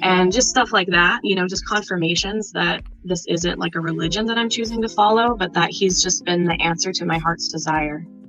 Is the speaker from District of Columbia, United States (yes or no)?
no; Nebraska, United States; I'm from Nebraska.